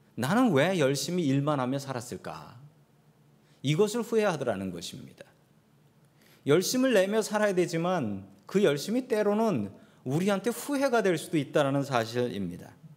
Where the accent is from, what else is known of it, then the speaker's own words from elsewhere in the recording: South Korea; moved away; 우리 한국 이민자들